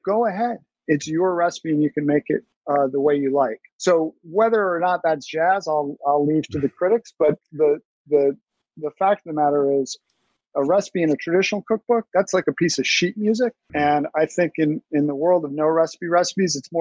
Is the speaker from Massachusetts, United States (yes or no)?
no; New York City, New York, United States; I grew up in Brooklyn Heights